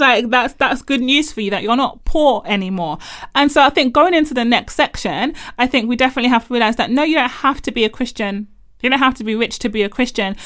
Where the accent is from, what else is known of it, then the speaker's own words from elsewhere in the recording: Nigeria; as a Nigerian growing up in predominantly black churches